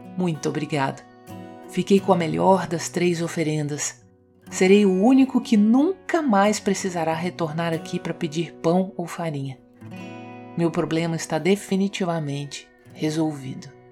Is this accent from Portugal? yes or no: no; Minas Gerais, Brazil; como mineirinha que sou